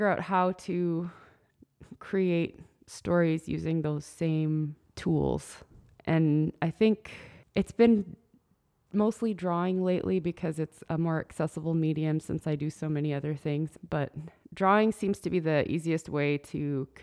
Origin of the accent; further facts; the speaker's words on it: Dillingham, Alaska, United States; also born or lived in Anchorage; now in Aleknagik, United States; I grew up in Dillingham and in Anchorage. We went back and forth a lot, but mostly Dillingham.